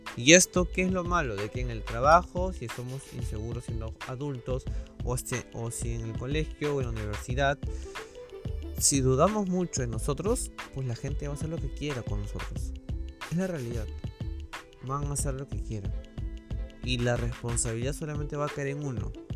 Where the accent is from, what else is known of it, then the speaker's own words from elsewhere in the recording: Lima, Peru; yo soy de Perú, de Lima